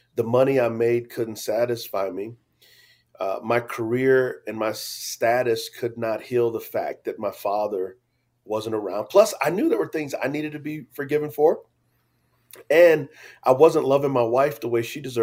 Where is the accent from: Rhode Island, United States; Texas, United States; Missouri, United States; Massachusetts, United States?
Texas, United States; San Antonio; I grew up in San Antonio, Texas